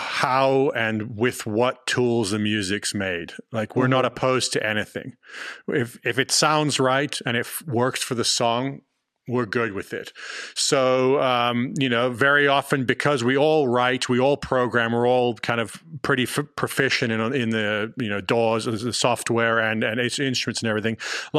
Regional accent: London, United Kingdom; born there; also born or lived in Johannesburg / Los Angeles; now in Austin, United States; I was born in London, then I lived in Johannesburg, we were in LA for the last 4 or 5 years, now we're out in Austin.

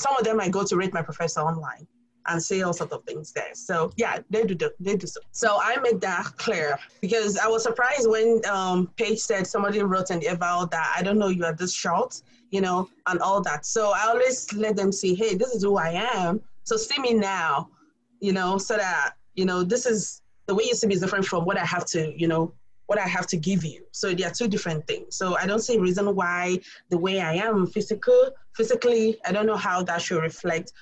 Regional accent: Nigeria; now in Tallahassee, United States; I'm African. I'm from Nigeria. I have accent, okay? And we are colonized by the British, so I cannot talk like Americans

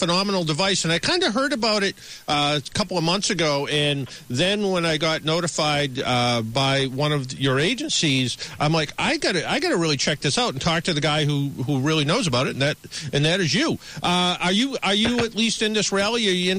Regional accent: East Coast, United States; I'm from the East Coast where we put guardrails on everything, even if it's only 3 feet above the ground.

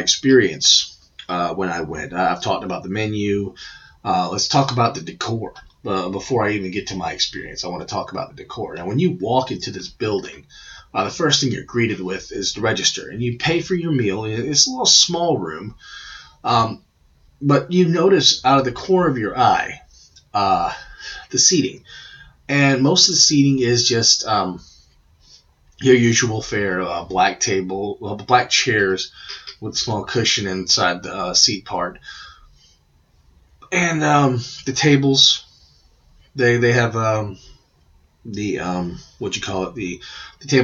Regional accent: Georgia, United States; I'm from Georgia

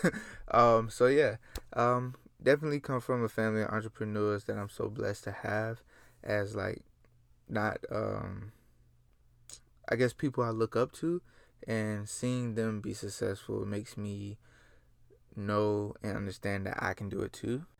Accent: Gainesville, Florida, United States; I come from Gainesville, Florida. three five two, stand up. That's my home city, and I'm proud of it

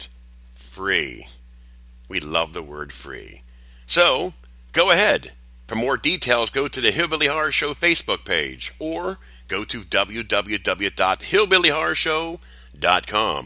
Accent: United States; I'm American

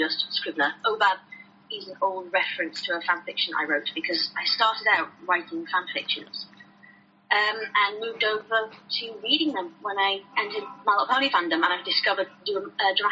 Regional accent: United Kingdom; accent: British; I can pretty tell from my accent that I'm British.

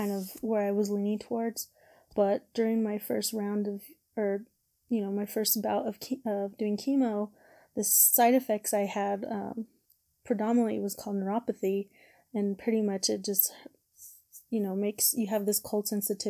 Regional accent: Albuquerque, New Mexico, United States; I am from Albuquerque, New Mexico, also known as Burque, the Duke City.

